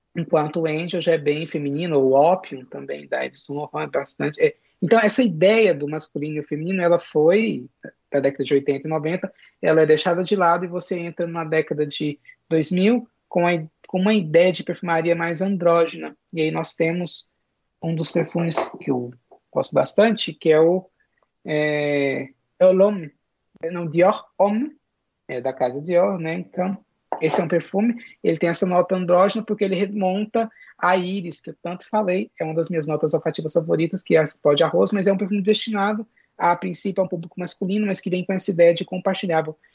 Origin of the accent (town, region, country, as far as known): Brazil